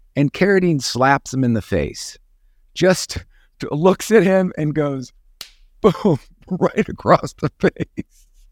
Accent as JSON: {"language": "English", "town": "Chicago", "region": "Illinois", "country": "United States", "tie": "born or raised there", "said": "growing up in Chicago"}